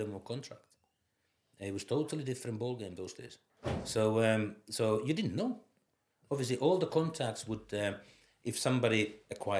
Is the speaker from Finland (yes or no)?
yes; Finland; born or raised there; moved away as an adult; also born or lived in Scotland